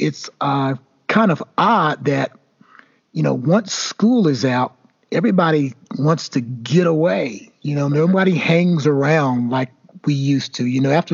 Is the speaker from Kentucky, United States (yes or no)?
yes; Elizabethtown, Kentucky, United States; moved away as an adult; I still love my hometown.